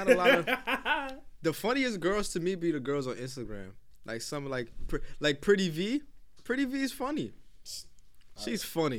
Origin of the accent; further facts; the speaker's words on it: New York, United States; I'm from New York